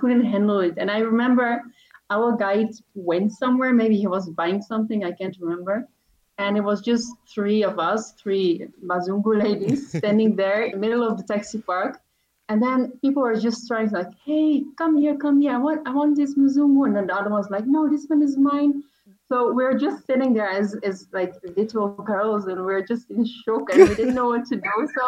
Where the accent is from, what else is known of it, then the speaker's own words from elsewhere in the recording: Netherlands; accent: Dutch; English is a second language; And so by then, that was in 2017, and my accent was very Dutch.